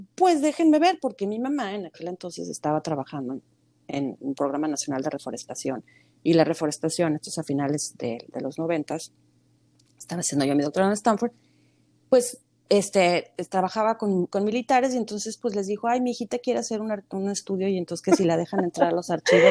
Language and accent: Spanish; Mexico; moved away as an adult; creciendo en México